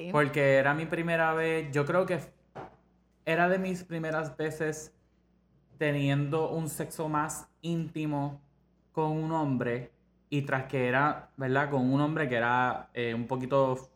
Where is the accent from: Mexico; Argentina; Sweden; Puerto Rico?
Puerto Rico; Ponce; yo crecí en Ponce